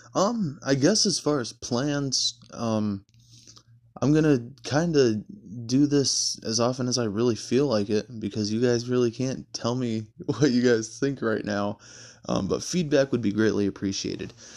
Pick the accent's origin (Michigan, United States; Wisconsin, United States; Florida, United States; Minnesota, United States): Michigan, United States; Stanton; moved away as an adult; now in Louisville, United States; I grew up in Michigan in a very, very small town just north of Grand Rapids called, uh, Stanton